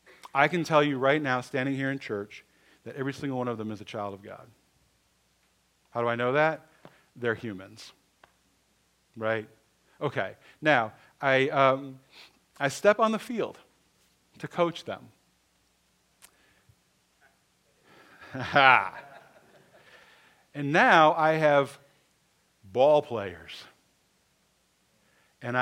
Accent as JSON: {"language": "English", "region": "Michigan", "country": "United States", "tie": "born or raised there", "said": "I was born in Michigan"}